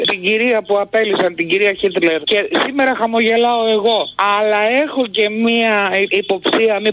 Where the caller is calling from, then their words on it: Thessaloniki, Central Macedonia, Greece; από Θεσσαλονίκη.